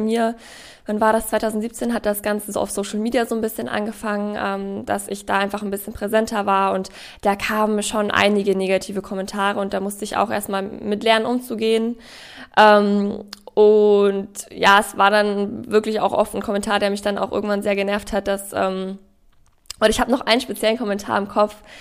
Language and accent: German; Ingolstadt, Bavaria, Germany; Ich bin in Ingolstadt ja aufgewachsen